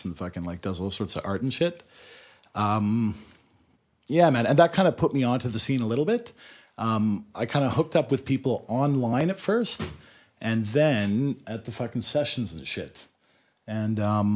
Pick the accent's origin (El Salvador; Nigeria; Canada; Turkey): Canada; moved away as an adult; also born or lived in Montreal; now in Oxford, United Kingdom; I'm from Canada.